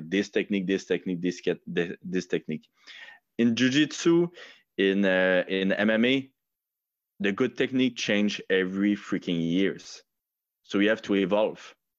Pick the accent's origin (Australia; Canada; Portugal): Canada; Quebec; English is a second language; I'm, I'm really not proud, uh, to be, uh, uh, a Quebecer